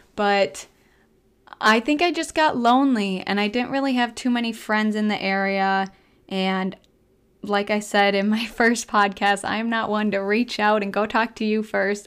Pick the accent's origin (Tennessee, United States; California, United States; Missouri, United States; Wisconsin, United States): Wisconsin, United States; moved away as an adult; now in Minnesota, United States; I'm still a small town girl, Wisconsin girl